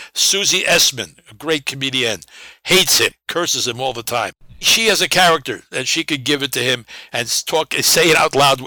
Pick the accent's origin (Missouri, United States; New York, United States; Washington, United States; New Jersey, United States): New York, United States; New York City; When I grew up in the Bronx and Brooklyn